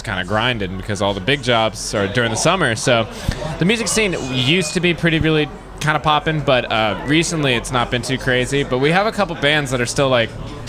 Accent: Myrtle Beach, South Carolina, United States; we're from Myrtle Beach, South Carolina, golf capital of the world, mini golf capital of the world.

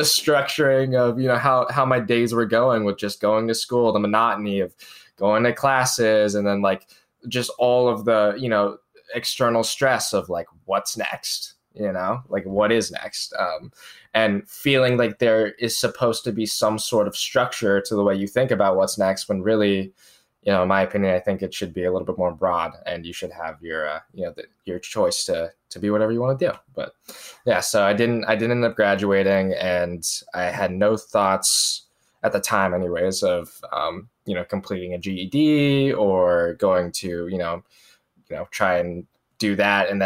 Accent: near Charlotte, North Carolina, United States; I grew up in North Carolina. I guess most familiar to most people would be Charlotte, North Carolina, which is the city there that I was closest

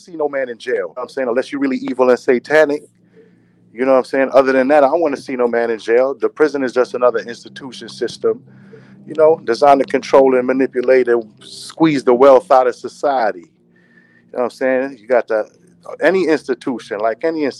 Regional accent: New York City, New York, United States; I'm from Church Ave, man. I'm from Brooklyn, New York

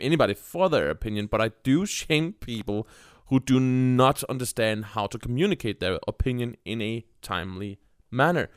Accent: Denmark; English is a second language; I am from Denmark

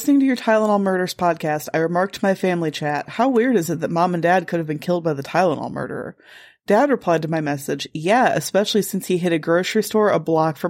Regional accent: Lombard, Illinois, United States; I grew up in Lombard, Illinois.

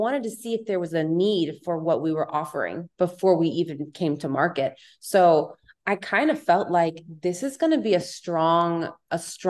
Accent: Palm Springs, California, United States; also born or lived in Orange County; now in Los Angeles, United States; I'm from Palm Springs, and I lived in Orange County for 6 years before this

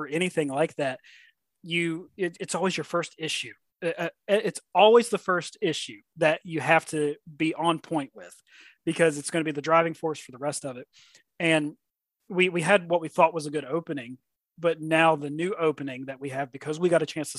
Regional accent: Southern West Virginia, United States; growing up in Southern West Virginia

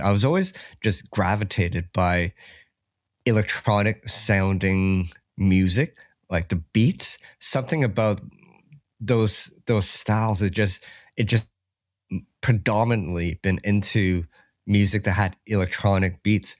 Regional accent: Toronto, Ontario, Canada; I grew up in Ca-, Canada, yeah, in Toronto

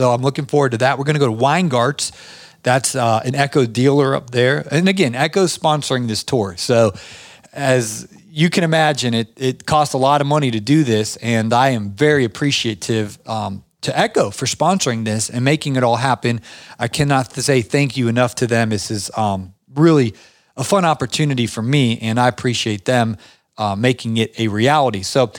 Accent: Canton, Ohio, United States; now in Georgia, United States; in my hometown in Canton, Ohio

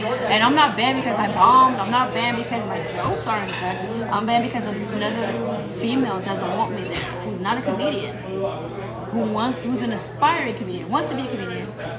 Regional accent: New York City, New York, United States; moved away; We have a New York City tour coming up, and that's my hometown.

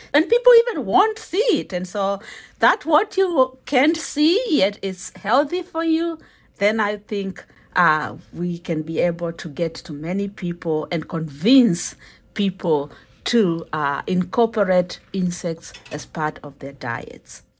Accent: Kenya; I'm a Kenyan uh, and we eat ugali

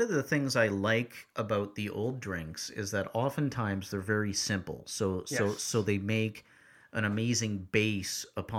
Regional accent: Vancouver, British Columbia, Canada; My hometown.

